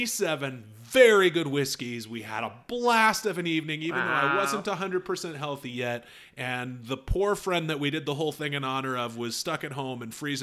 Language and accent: English; United States; I'm American.